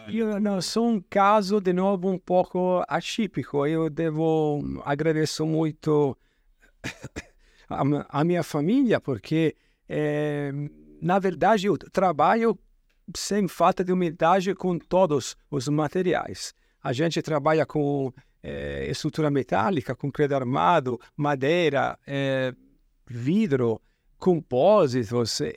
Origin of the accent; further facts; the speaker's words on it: Italy; Portuguese is a second language; moved away as an adult; now in Brazil; como italiano